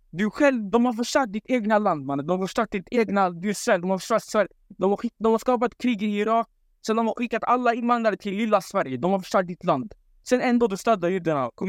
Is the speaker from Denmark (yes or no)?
no; Palestine; Eh, ja, jag är halvt palestinier. Ja.